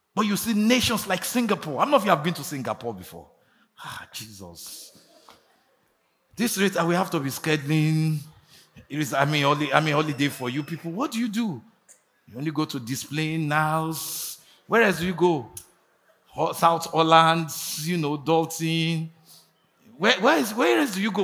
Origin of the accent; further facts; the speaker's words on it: Nigeria; moved away; also born or lived in United States; I traveled there not as a Nigerian, as an American